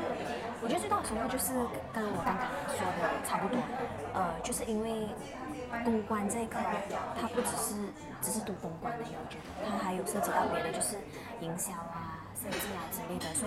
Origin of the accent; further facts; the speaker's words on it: Ipoh, Perak, Malaysia; now in Kuala Lumpur, Malaysia; 因为我其实之前是从就前两个月我是从怡保来到呃 KL 吉隆坡这边